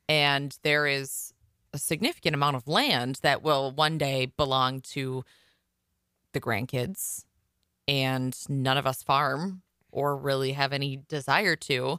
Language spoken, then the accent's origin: English; Iowa, United States; I'm from Iowa